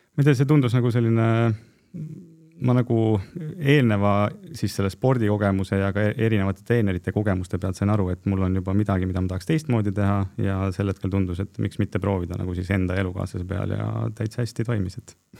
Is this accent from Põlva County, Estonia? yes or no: yes; Põlva, Põlva County, Estonia; ma olen Põlvast pärit